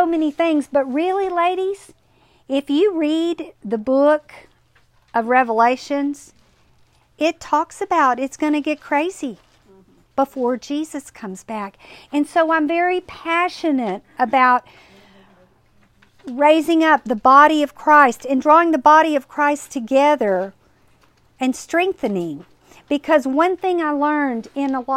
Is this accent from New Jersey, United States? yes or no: no; Kerrville, Texas, United States; I grew up in Kerrville